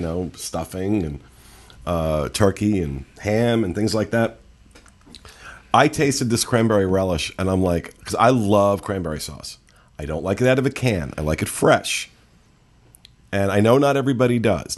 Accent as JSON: {"language": "English", "region": "the North", "country": "United States", "said": "I prefer being from the north"}